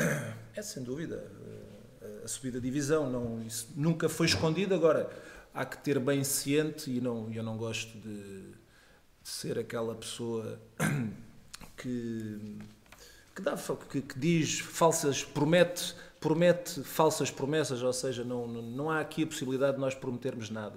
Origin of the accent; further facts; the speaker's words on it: Faro, Algarve, Portugal; also born or lived in Lisbon; acabei por ir nascer a Lisboa, mas passado três dias já estava no Algarve e, portanto, Algarve de Gema